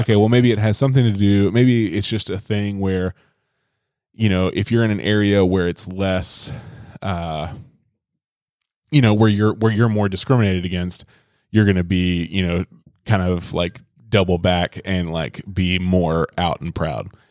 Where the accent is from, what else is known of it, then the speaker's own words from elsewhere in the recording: Birmingham, Alabama, United States; I'm from Birmingham.